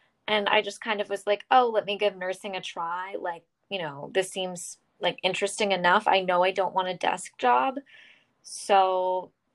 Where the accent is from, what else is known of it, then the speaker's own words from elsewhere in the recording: North Carolina, United States; moved away as an adult; also born or lived in Pennsylvania; I grew up in North Carolina